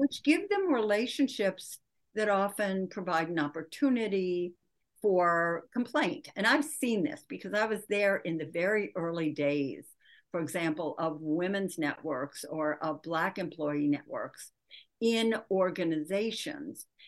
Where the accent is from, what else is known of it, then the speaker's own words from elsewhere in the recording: Michigan, United States; I grew up in Michigan